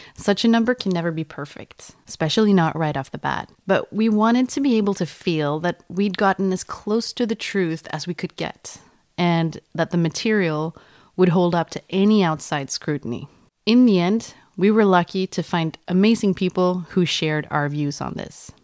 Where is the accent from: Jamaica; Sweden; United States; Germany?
Sweden; English is a second language; we're all from Sweden